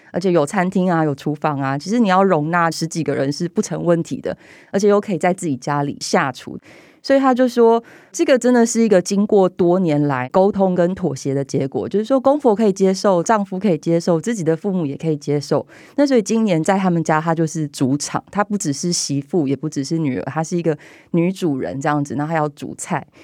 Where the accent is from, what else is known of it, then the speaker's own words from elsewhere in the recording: southern Taiwan, Taiwan; 因为我们家是南部人，我的阿嬷是童养媳，我爸爸他们小时候是跟他的兄弟住在一层透天厝，所以楼下一楼、二楼住着伯伯，他们两家人，然后我们家住在三楼